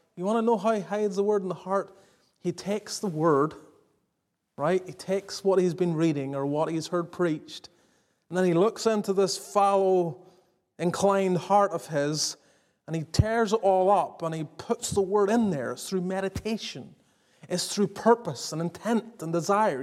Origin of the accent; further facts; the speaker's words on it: Northern Ireland, United Kingdom; also born or lived in the American South; now in Southern United States; growing up in Northern Ireland until I moved to the south